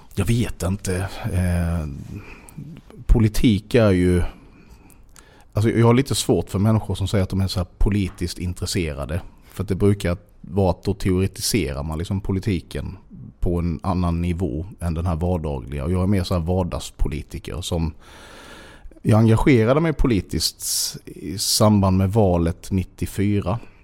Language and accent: Swedish; Sölvesborg, Blekinge, Sweden; also born or lived in Bromölla; jag är uppväxt i Sölvesborg